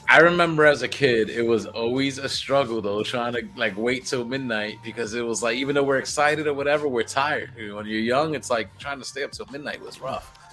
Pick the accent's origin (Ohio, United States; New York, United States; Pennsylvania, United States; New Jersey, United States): New York, United States; New York City; growing up in the Bronx